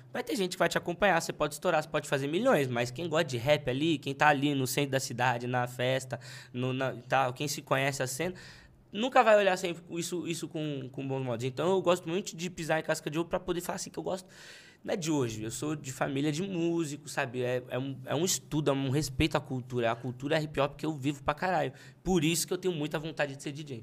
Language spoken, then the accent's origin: Portuguese; São Paulo, Brazil; eu sou de Pirituba.